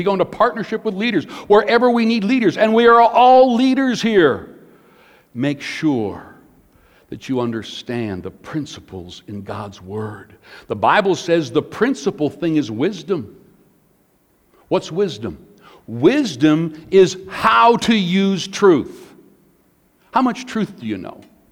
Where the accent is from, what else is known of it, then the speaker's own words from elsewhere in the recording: Porcupine Plains, Saskatchewan, Canada; Us Canadians, I'm Canadian, born in Canada, Porcupine Plains, Saskatchewan, so I'm as Canadian as anybody.